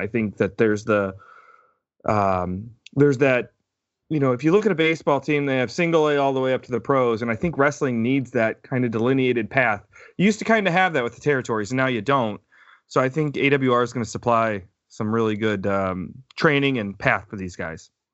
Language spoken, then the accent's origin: English; Fort Wayne, Indiana, United States; also born or lived in Canada; now in Crown Point, United States; I grew up in Fort Wayne